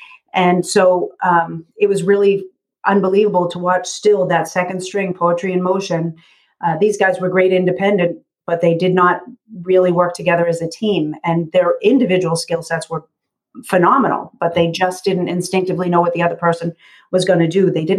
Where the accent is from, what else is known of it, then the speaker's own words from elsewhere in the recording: Massachusetts, United States; accent: Kennedy-like; just outside of Boston. Okay. Just outside of Boston. But I grew up doing the cheap seats at the Red Sox